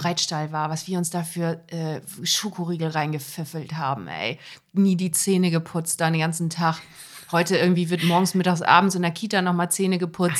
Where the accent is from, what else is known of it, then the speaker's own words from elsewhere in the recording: Germany; now in Hamburg, Germany; in dem Bremer Raum, wo ich herkomme